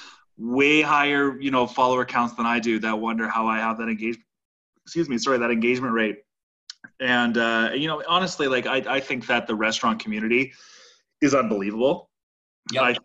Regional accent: Saskatoon, Saskatchewan, Canada; moved away as an adult; I grew up in Saskatoon, Saskatchewan, and worked in the industry there for my whole life before I moved to where I am now doing what I'm doing

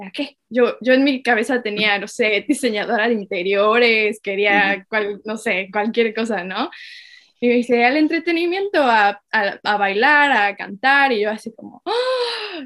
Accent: Mexico; moved away as an adult; now in Sydney, Australia; mexicana, eh, pero ahora estoy viviendo en Australia

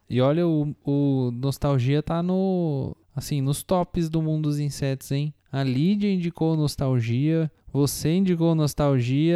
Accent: near Matão, São Paulo, Brazil; now in Bahia, Brazil; Tá aí do lado de Matão da minha cidade

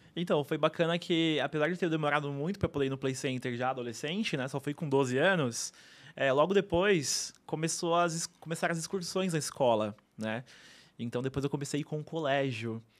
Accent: São Paulo, Brazil; Sempre morei lá. Lá era um lugar que tinha vaca, tinha cavalo na rua, né? Então sempre cresci no meio da natureza

